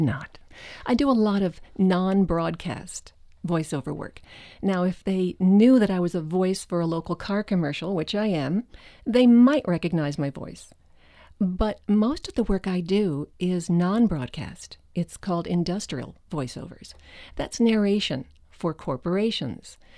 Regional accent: Westville, New Jersey, United States; moved away; I grew up in Westville, New Jersey, about twenty-five miles from Manhattan

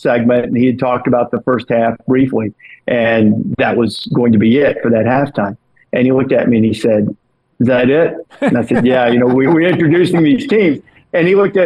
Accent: Alabama, United States; my home state

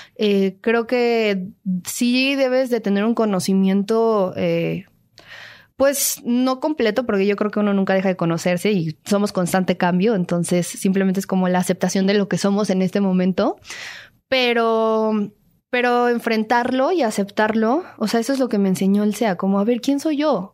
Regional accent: Mexico City, Mexico; also born or lived in Mérida, Yucatán; yo nací en Mérida, Yucatán, pero toda mi vida la, la, he pasado aquí, crecí aquí, mi, eh, ritmo de vida es el de la Ciudad de México

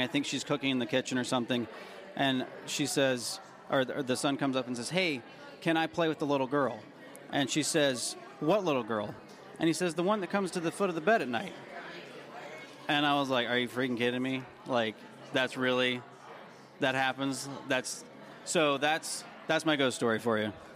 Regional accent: Tennessee, United States; I grew up in Tennessee

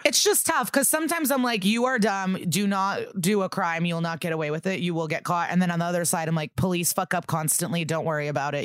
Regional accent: Skokie, Illinois, United States; I'm from Skokie

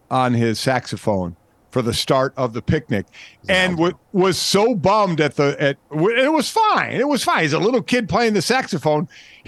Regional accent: Cleveland, Ohio, United States; where I grew up in Cleveland

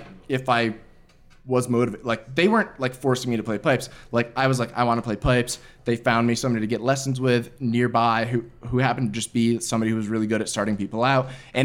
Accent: Queensbury, New York, United States; Queensbury, New York. It's about 45 minutes north of Albany.

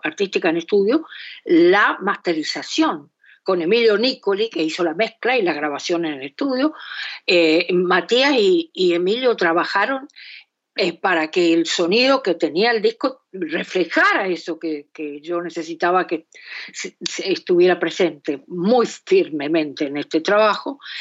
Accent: Esteros del Iberá, Corrientes, Argentina; now in Buenos Aires, Argentina; a los esteros de Liberá, eh, en donde yo pasé muchos años de mi infancia y mi adolescencia

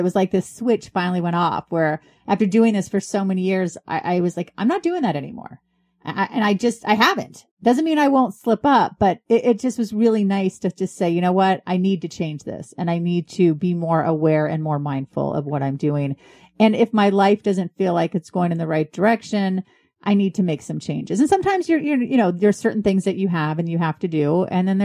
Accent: San Jose, California, United States; now in East Coast, United States; I was from San Jose. Now I'm on the East Coast

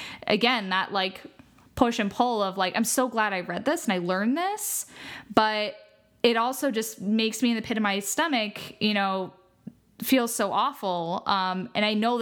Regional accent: United States; as an American

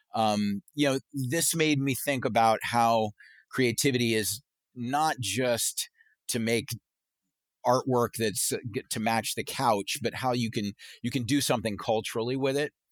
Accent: Charleston, South Carolina, United States; growing up in Charleston, South Carolina

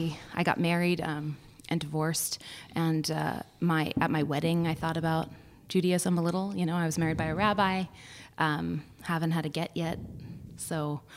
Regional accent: Berkeley, California, United States; So I was raised in Berkeley, California, and where I attended Temple Beth El.

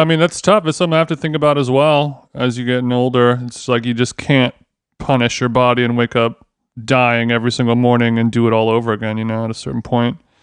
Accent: Orange County, California, United States; me growing up in Orange County, California

